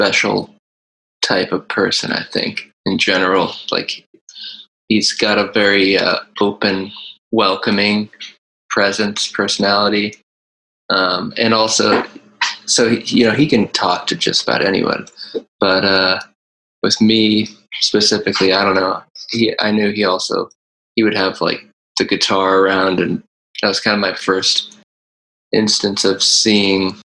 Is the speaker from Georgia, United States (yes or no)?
no; Ohio, United States; I grew up in Ohio, which is like northeast